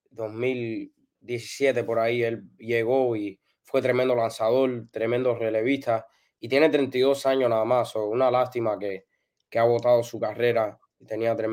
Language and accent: Spanish; New Jersey, United States; born there; No, yo nací aquí en New Jersey.